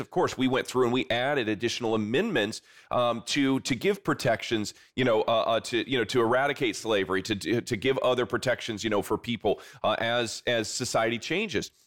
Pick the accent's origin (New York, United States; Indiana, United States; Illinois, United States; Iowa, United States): Indiana, United States; South Bend; I'm from, uh, South Bend, Indiana, kind of the greater area there, and I still live there to this day